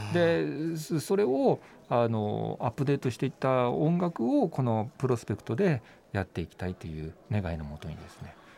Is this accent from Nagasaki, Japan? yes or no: yes; Nagasaki, Japan; 僕地元長崎なんですけども、長崎市なんですけどね